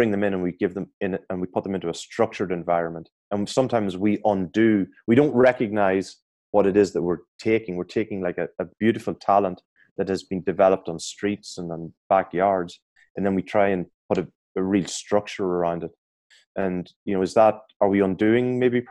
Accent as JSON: {"language": "English", "country": "Ireland", "said": "I'm an Irish guy."}